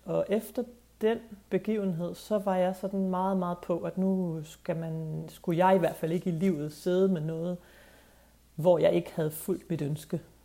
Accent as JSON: {"language": "Danish", "town": "Skive", "region": "Central Denmark Region", "country": "Denmark", "tie": "born or raised there", "also_born_or_lived": "Copenhagen", "moved": "as an adult", "said": "jeg kommer fra Jylland. Jeg er vokset op i Skive"}